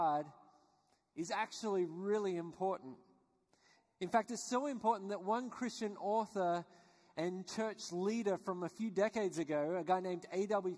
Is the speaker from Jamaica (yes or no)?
no; Australia; I was born and raised in Australia, which you guessed probably by my accent